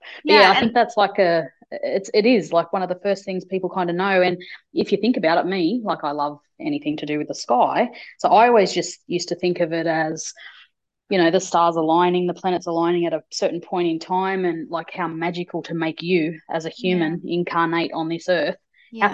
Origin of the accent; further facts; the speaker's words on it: Australia; we're Aussies.